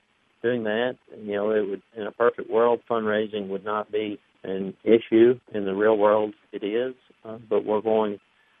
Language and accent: English; Tupelo, Mississippi, United States; born or raised there